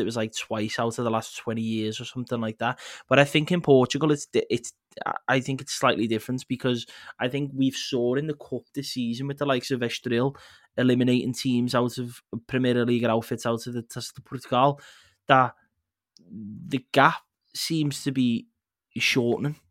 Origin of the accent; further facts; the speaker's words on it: England, United Kingdom; as an English person